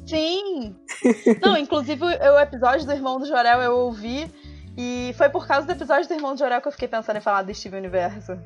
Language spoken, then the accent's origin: Portuguese; Miguel Pereira, Rio de Janeiro, Brazil; now in Rio de Janeiro, Brazil; Desse lugar que eu venho, de uma cidade pequena no interior do Rio